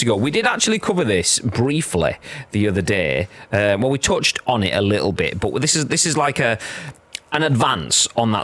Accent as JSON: {"language": "English", "region": "Yorkshire and the Humber", "country": "United Kingdom", "said": "I'm from Yorkshire"}